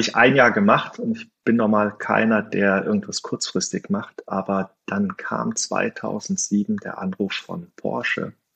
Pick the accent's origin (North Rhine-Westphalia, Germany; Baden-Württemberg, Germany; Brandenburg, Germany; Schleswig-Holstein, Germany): North Rhine-Westphalia, Germany; moved away as an adult; now in Stuttgart, Germany; als Rheinländer